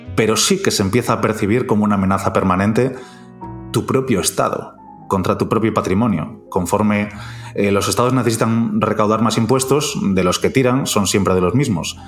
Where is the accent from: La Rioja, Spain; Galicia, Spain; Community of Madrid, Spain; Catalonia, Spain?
Galicia, Spain; como decimos los gallegos